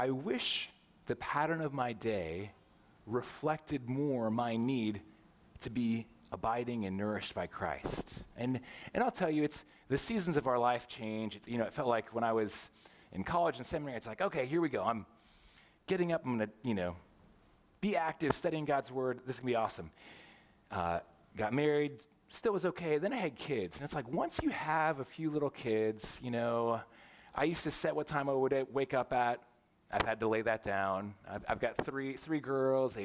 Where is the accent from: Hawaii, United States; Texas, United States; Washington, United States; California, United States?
California, United States; Southern; moved away as an adult; also born or lived in St. Louis, Missouri; now in Roseville, United States; I grew up in Southern California